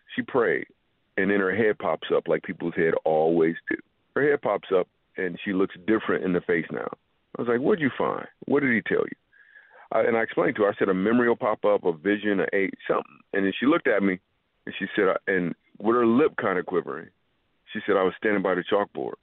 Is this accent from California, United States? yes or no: no; Grand Rapids, Michigan, United States; I grew up in Grand Rapids, Michigan